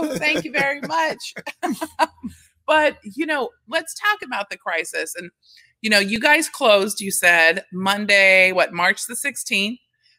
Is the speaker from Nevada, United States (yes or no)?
no; Texas, United States; now in Staten Island, United States; I'm from Texas. That's the one thing. I love Texas.